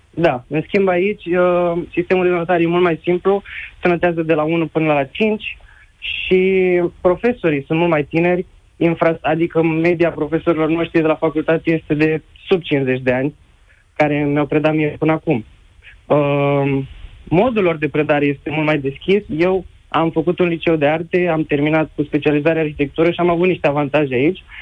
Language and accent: Romanian; Romania; moved away as an adult; now in Poland; vreau să vă povestesc eu de ce am plecat din România pentru că aveam oportunitatea să învăț aproape de casă, la București, dar uh, am ales să vin aici, destul de departe de casă